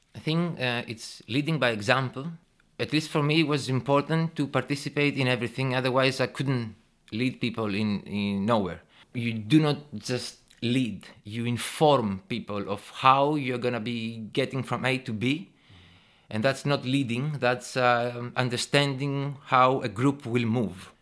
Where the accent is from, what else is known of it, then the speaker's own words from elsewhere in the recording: Thessaloniki, Central Macedonia, Greece; also born or lived in England / Brighton; I was born and raised in Thessaloniki, Greece